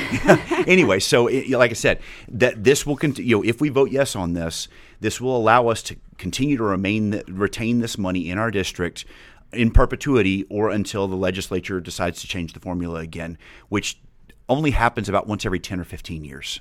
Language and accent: English; Highland Park, Texas, United States; I grew up in Highland Park